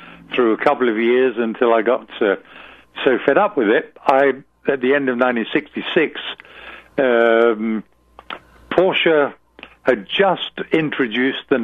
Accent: England, United Kingdom; moved away as an adult; England, which is where I lived then. I was born in England

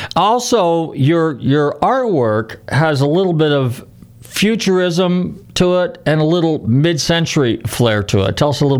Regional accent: Northern California, United States; I'm from Northern Cal

